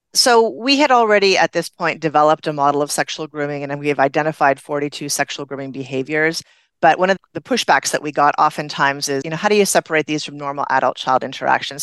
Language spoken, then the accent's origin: English; Canada; moved away; I'm originally from Canada